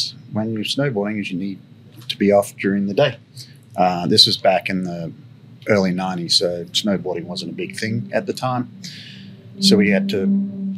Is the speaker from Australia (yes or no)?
yes; Sydney, New South Wales, Australia; moved away as an adult; now in United States; I grew up in Australia, a suburb outside of Sydney. Grew up, did schooling there